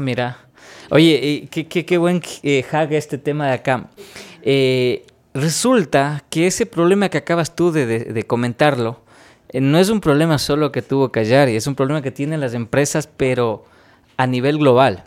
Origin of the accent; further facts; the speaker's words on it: Ecuador; he podido sacar pecho diciendo que vengo de Ecuador